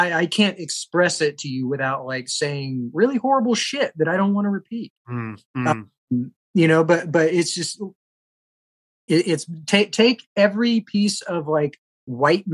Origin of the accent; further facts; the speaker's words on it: South Carolina, United States; moved away; I grew up in South Carolina